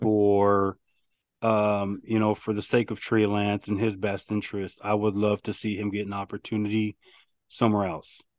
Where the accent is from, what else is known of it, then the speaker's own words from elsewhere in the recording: Arizona, United States; I'm from Arizona